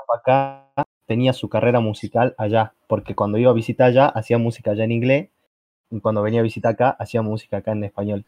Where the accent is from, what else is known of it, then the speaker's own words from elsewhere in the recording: Argentina; acá en Argentina